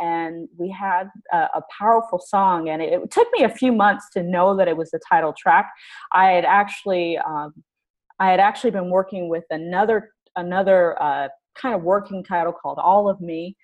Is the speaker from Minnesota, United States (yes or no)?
no; Houston, Texas, United States; also born or lived in Los Angeles; now in Canada; I'm originally from Houston